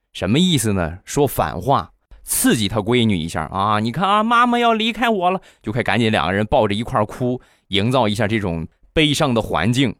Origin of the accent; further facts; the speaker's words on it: Rizhao, Shandong, China; 我们家乡的日照绿茶